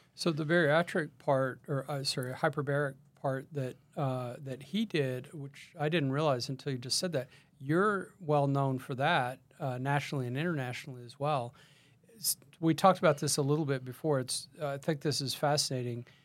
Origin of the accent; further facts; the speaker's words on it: Texas, United States; I'm from Texas